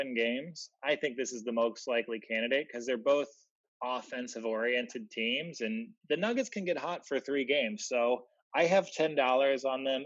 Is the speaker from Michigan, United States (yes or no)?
yes; Detroit, Michigan, United States; I'm from Detroit, Michigan, and our basketball culture is defined by George Gervin